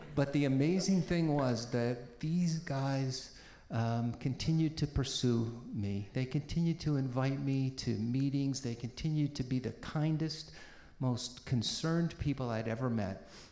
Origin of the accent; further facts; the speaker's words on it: Peabody, Massachusetts, United States; also born or lived in Boston; I was born in Boston, uh, grew up in a, a, very ethnic working class city called Peabody